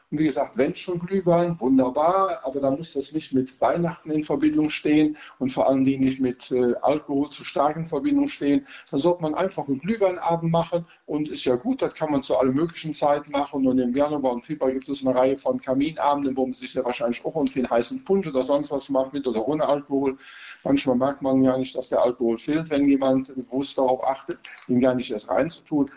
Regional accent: Rhineland, Germany; Als Rheinländer

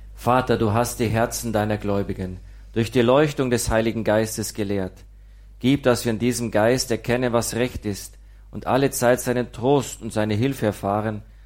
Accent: Immenreuth, Bavaria, Germany; moved away; Ich komme aus Nordostbayern, aus einem Dorf namens Immenreuth

